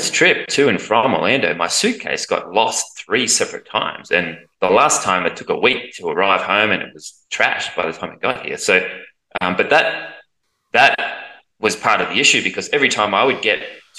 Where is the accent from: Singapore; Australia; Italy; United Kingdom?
Australia; as an Australian